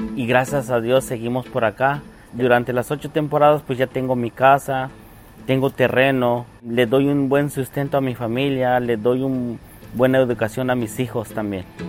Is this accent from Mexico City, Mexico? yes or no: no; San Cayetano, Chiapas, Mexico; moved away as an adult; now in United States; vengo de Chiapas, originariamente de San Cayetano.